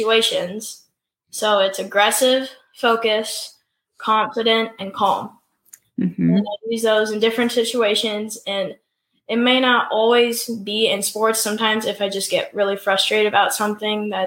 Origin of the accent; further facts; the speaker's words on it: Illinois, United States; So I'm from Illinois. I'm 13 years old.